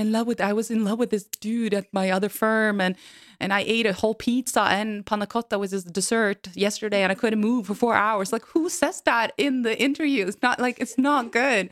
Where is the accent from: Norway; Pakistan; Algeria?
Norway; I'm from Norway and, and white